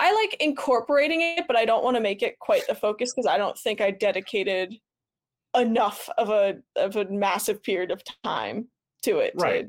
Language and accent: English; New Jersey, United States; Like I came from New Jersey.